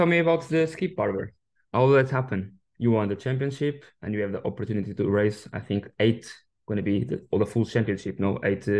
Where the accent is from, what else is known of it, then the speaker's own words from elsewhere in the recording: Coimbra, Coimbra District, Portugal; I grew up in Coimbra, yeah. So I used to, as a kid, when I was around 17, 18 years old, was just 3-4 gyms in the town.